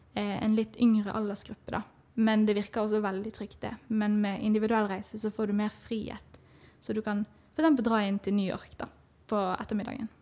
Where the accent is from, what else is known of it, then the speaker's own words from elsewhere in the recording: Bergen, Vestland, Norway; Jeg kommer fra Bergen